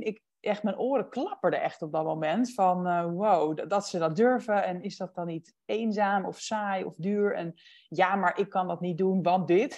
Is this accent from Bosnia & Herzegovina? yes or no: no; Huizen, North Holland, Netherlands; moved away as an adult; also born or lived in Amsterdam; mijn bijbaantje en mijn sport in huizen waar ik ben opgegroeid